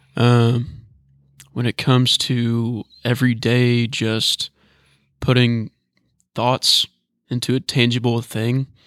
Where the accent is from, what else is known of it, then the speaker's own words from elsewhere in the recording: Northern Kentucky, United States; I'm from Northern Kentucky, but it's really the southern part of Northern Kentucky.